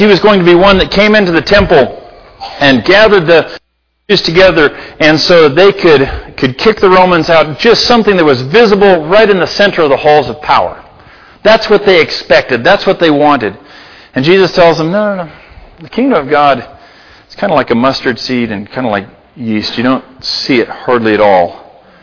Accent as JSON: {"language": "English", "town": "Libby", "region": "Montana", "country": "United States", "moved": "yes", "lives_now": "Gallatin Valley, United States", "said": "I'm from Libby"}